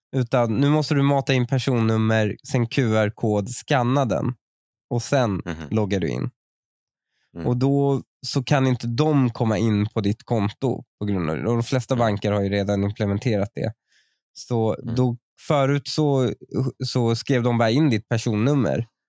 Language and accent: Swedish; Upplands Väsby, Stockholm County, Sweden; uttalet de har känner jag så jävla mycket igen från min uppväxt i Väsby